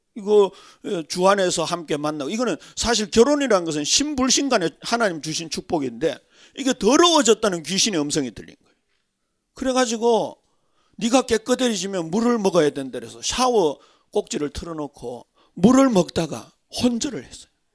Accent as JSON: {"language": "Korean", "region": "Daegu", "country": "South Korea", "tie": "born or raised there", "said": "저는 더군다나 대구 출신이잖아요."}